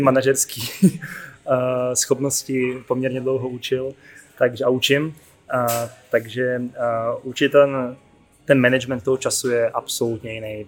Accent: Děčín, Ústí nad Labem Region, Czechia; Já jsem z Děčína

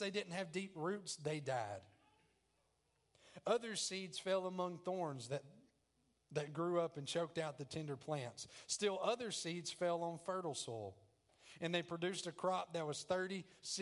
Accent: the South, United States; accent: country; I'm country. I'm from the South.

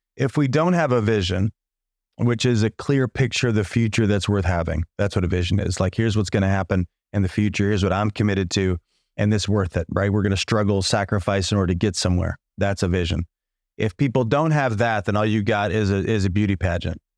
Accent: Illinois, United States; moved away as an adult; also born or lived in Chicago / Los Angeles; I was from the no, middle of nowhere in Illinois. Small town, eight thousand people in my hometown

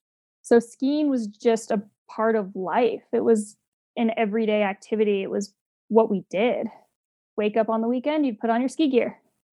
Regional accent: Sun Valley, Idaho, United States; Well, we all start on Dollar Mountain. So my parents took me skiing on Dollar when I was 3 years old.

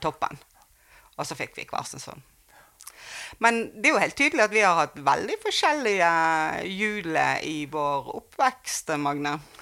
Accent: Bergen, Vestland, Norway; Jeg vokste jo opp her i Bergen

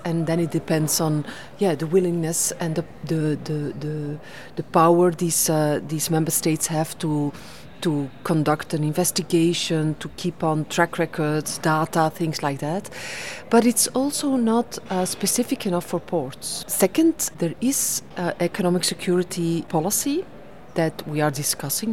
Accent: Belgium; in my home country, Belgium.

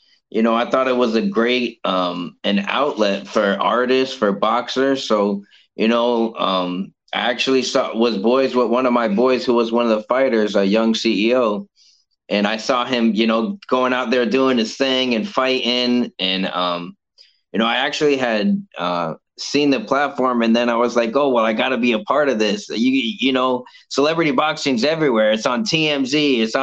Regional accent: Cape Coral, Florida, United States; Cape Coral itself is like a retirement place

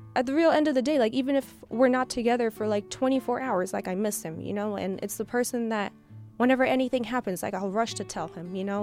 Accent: Miami, Florida, United States; now in Michigan, United States; we're from Miami

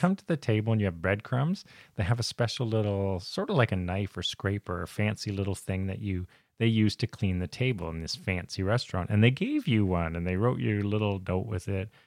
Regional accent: Canada; we're Canadian

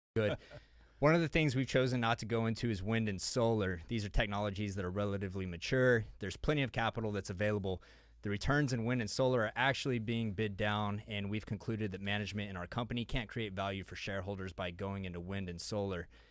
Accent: Texas, United States; I say Evergrande because I'm from Texas

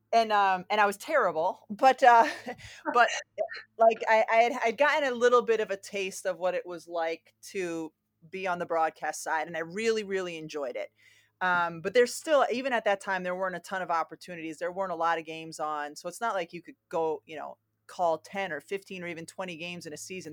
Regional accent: Massachusetts, United States; even though I grew up in Massachusetts

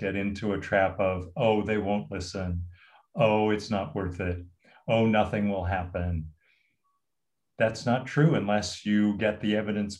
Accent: San Rafael, California, United States; also born or lived in Stanford, California; I'm a Californian. I was born in Northern California. In San Rafael

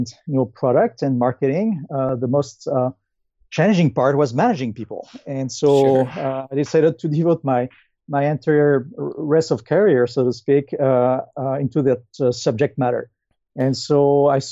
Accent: France; accent: French; English is a second language; moved away as an adult; also born or lived in Japan / Silicon Valley; my accent will tell you, I grew up in France

